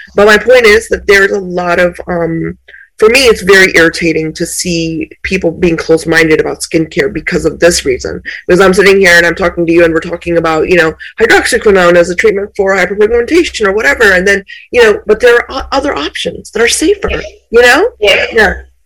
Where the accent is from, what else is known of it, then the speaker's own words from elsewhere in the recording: India; was born in India